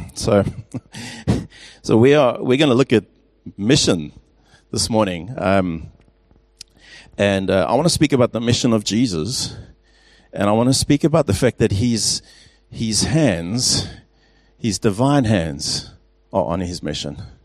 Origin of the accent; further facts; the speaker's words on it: England, United Kingdom; also born or lived in Pretoria, South Africa; now in Stellenbosch, South Africa; as an Englishman